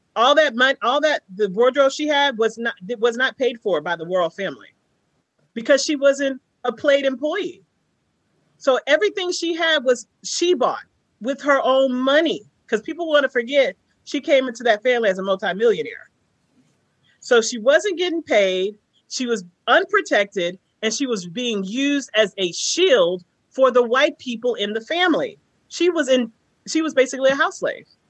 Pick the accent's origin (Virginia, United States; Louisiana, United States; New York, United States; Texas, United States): Texas, United States; I'm a nigger from Texas